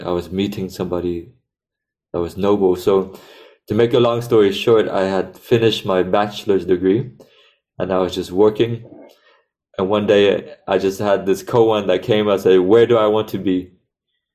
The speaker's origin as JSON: {"language": "English", "country": "United States", "tie": "born or raised there", "said": "as Vietnamese growing up in America"}